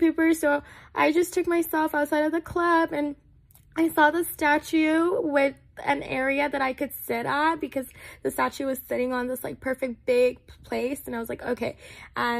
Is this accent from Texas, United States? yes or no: yes; Texas, United States; moved away as an adult; also born or lived in Nepal; now in Sacramento, United States; I was born in Nepal. I migrated from Nepal to America at the age of 9. I was raised in Texas.